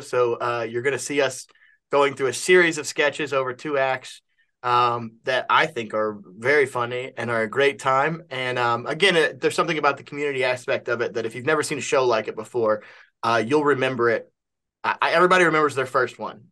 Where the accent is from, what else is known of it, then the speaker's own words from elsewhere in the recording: Kentucky, United States; I'm from Kentucky